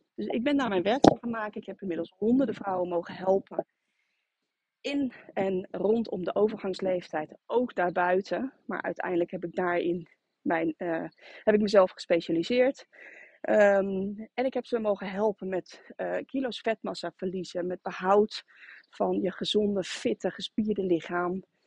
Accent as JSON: {"language": "Dutch", "town": "Rotterdam", "region": "South Holland", "country": "Netherlands", "moved": "as an adult", "lives_now": "Harderwijk, Netherlands", "said": "En ik kom van oorsprong uit Rotterdam"}